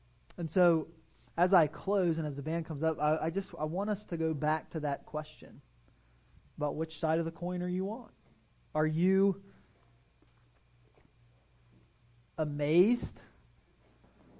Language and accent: English; Pennsylvania, United States; now in Tampa, United States; I grew up in Pennsylvania